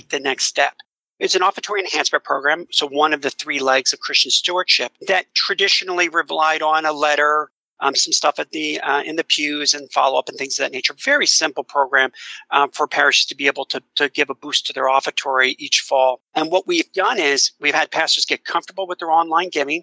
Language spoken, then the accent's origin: English; suburbs of Philadelphia, Pennsylvania, United States; now in Washington, D.C., United States; my hometown is in the suburbs of Philadelphia